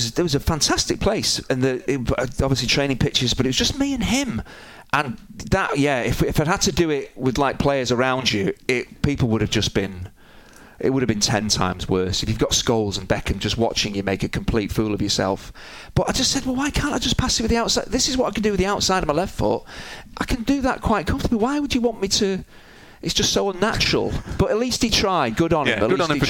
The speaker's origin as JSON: {"language": "English", "region": "England", "country": "United Kingdom", "said": "I'm English."}